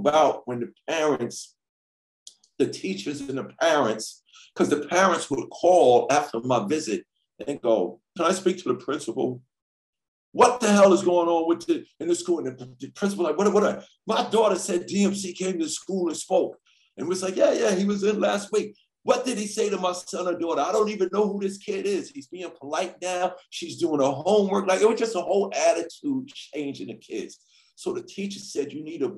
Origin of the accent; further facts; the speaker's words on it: New York City, New York, United States; I grew up in Hollis, Queens, New York.